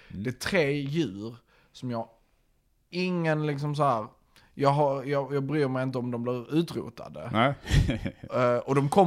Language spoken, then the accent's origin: Swedish; Norrland, Sweden; Ja, som norrlänning kan jag